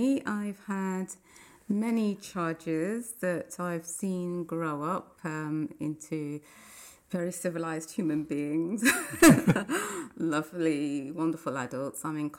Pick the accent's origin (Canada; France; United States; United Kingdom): United Kingdom; Nottingham, East Midlands; now in London, United Kingdom; I'm originally from Nottingham, born and bred there. I grew up in a Christian family, brethren family in the brethren church